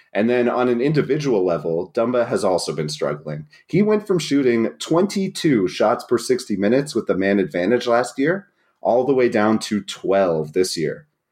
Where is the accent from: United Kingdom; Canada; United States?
Canada; New Brunswick; I'm not from Acadian New Brunswick, but I am from New Brunswick, the only bilingual province